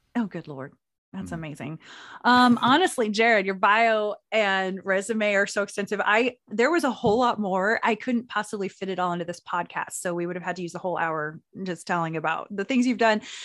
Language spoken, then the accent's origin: English; Anadarko, Oklahoma, United States; I'm from Anadarko